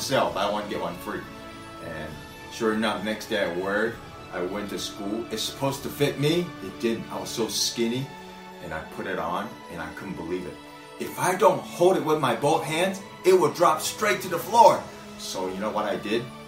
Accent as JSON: {"language": "English", "region": "Florida", "country": "United States", "tie": "born or raised there", "also_born_or_lived": "Taiwan", "moved": "as an adult", "lives_now": "Los Angeles, United States", "said": "I grew up in Florida."}